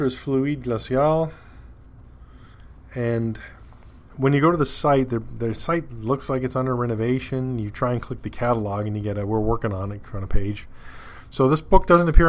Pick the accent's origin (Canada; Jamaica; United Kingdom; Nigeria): Canada; being Canadian